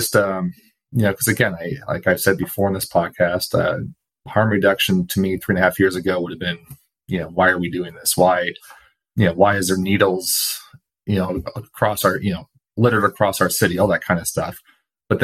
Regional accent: Portland, United States; living and growing up in Portland

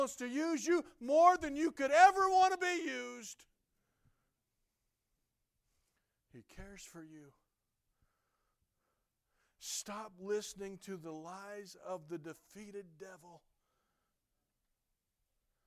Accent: South Carolina, United States; I'm a hick. I grew up in South Carolina.

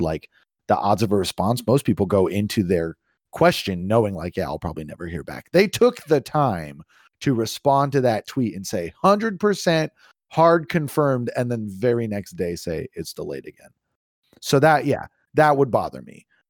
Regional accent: East Bay, California, United States; moved away; when I lived in California, I was the the city I grew up in was traffic permitting 30 to 45 minutes to San Francisco

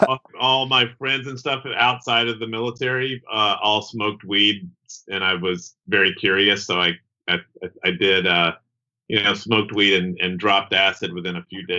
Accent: Henderson, Kentucky, United States; I grew up in Henderson, Kentucky.

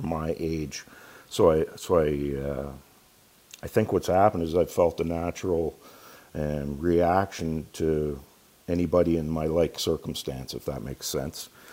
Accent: Ontario, Canada; moved away as an adult; also born or lived in London, Ontario; We moved home uh, to my hometown and um, been here

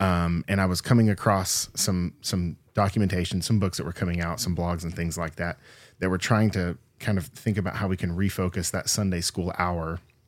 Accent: Texas, United States; So I grew up Southern Baptist in Texas.

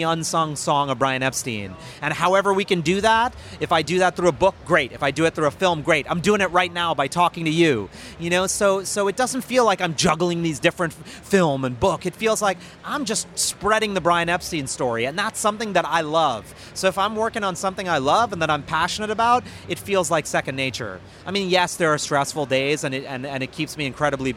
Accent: New York, United States; Ever since I was a kid growing up in New York

